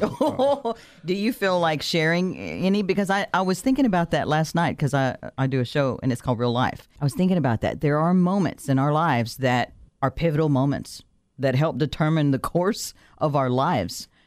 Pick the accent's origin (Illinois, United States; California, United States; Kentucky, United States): Kentucky, United States; Louisville; I'm from Louisville, Kentucky.